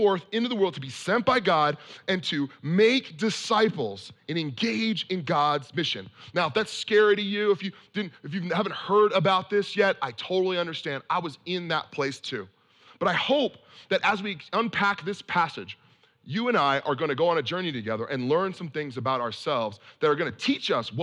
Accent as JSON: {"language": "English", "area": "Bay Area", "region": "California", "country": "United States", "tie": "born or raised there", "lives_now": "San Francisco, United States", "said": "I grew up in the Bay Area in California, and I bounced all around this place"}